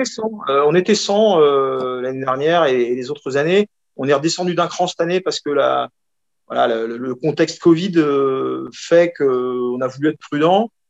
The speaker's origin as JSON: {"language": "French", "town": "Rennes", "region": "Brittany", "country": "France", "also_born_or_lived": "United States", "said": "je suis rennais, notamment à Rennes."}